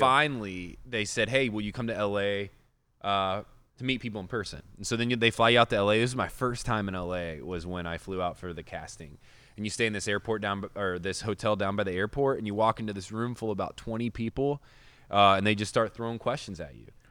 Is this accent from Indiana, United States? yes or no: yes; Indiana, United States; I grew up in Indiana.